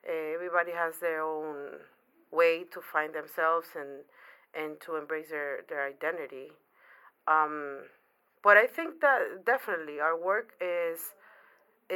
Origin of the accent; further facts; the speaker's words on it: Panama; moved away as an adult; also born or lived in New York City; now in New York, United States; I was born in Panama. Okay. I've been in New York for 12 years. It's the first city that I moved from Panama